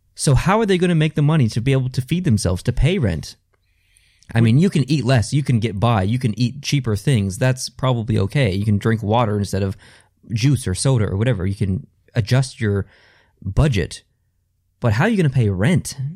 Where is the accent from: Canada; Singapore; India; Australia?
Canada; I am Canadian and that I do live in this country